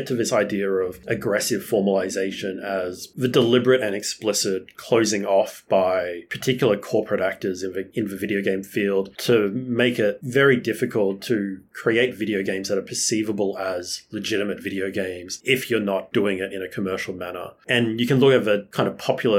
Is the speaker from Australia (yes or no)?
yes; Australia; as like an Australian